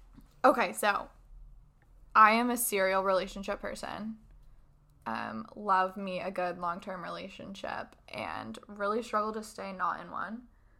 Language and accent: English; Ohio, United States; now in New York City, United States; I grew up in Ohio, which is a core tenet of my personality.